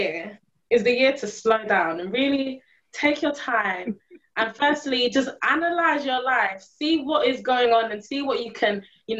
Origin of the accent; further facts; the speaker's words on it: London, United Kingdom; I was born in London, raised in the UK, I have not been a tourist in my own country.